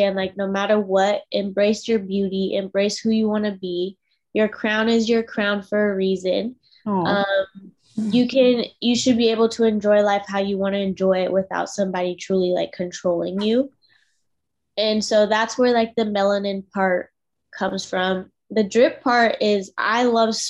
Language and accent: English; Washington, United States; now in Spring, United States; I'm originally from Washington State, and I ended up moving all the way to Spring, Texas